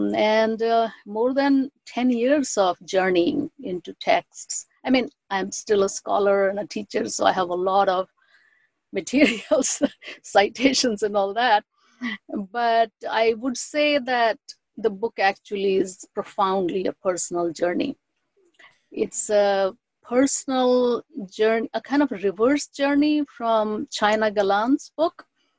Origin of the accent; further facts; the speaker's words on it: India; first language Bengali; English is a second language; I am trilingual, so Bengali is my mother tongue. Hindi, I grew up learning.